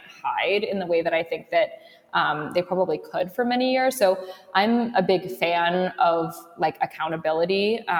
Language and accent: English; London, United Kingdom; now in New York, United States; I grew up in London